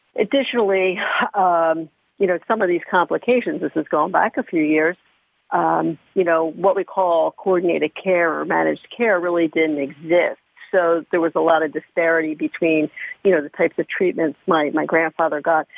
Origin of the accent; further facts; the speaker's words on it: outside of Philadelphia, Pennsylvania, United States; I grew up outside of Philadelphia